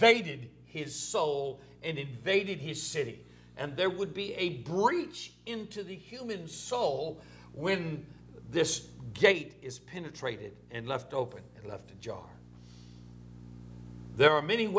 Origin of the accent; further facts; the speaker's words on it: Orange, Texas, United States; it was Orange, Texas, my hometown, my mother's hometown.